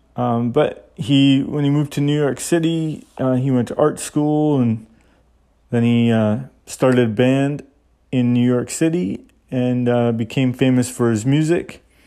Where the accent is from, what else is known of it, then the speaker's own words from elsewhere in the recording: Canada; I'm Canadian